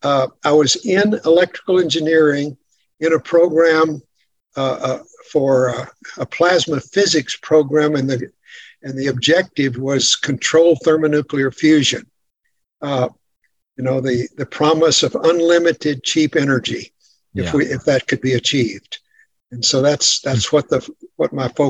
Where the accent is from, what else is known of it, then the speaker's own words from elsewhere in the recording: the Bible Belt, United States; growing up in the Bible Belt.